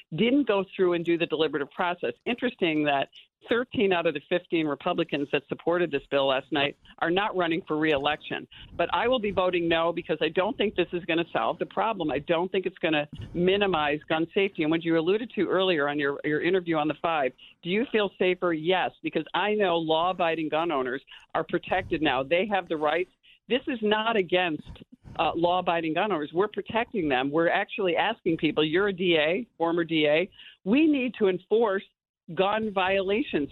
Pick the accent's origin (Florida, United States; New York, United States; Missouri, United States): New York, United States; as a New Yorker, I live in rural upstate New York